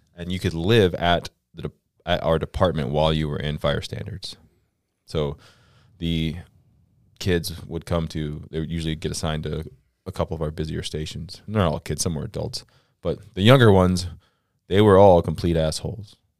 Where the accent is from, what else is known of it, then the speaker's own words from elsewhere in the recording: Central Florida, United States; moved away as an adult; I'm from Central Florida